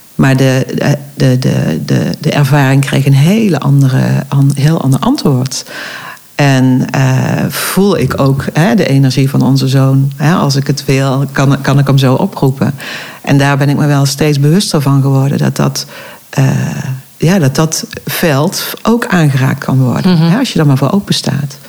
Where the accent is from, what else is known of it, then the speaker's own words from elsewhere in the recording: Eindhoven, North Brabant, Netherlands; now in Oirschot, Netherlands; Ik kom origine niet uit uh, Oorschot, maar uit Eindhoven